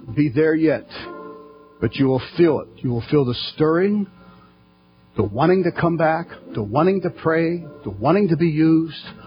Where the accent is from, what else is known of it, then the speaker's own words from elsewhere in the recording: United States; us as American Christians